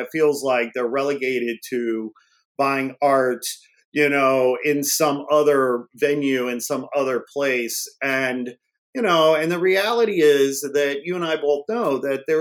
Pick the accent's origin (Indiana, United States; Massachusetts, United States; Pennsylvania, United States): Indiana, United States; Northwest; moved away as an adult; also born or lived in Gary, Indiana / Chicago, Illinois; now in Los Angeles, United States; I grew up in Northwest Indiana, about 40 miles outside of Chicago.